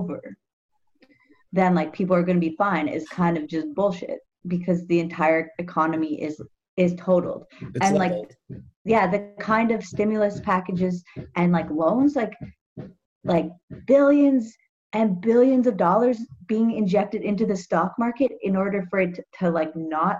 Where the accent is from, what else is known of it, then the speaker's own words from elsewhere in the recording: Toronto, Ontario, Canada; I grew up in like Bloor West Village